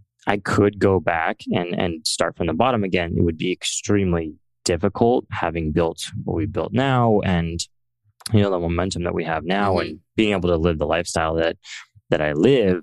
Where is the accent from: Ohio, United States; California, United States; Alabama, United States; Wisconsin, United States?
California, United States; Central Valley of; I grew up in the Central Valley of California, which is pretty non-technical.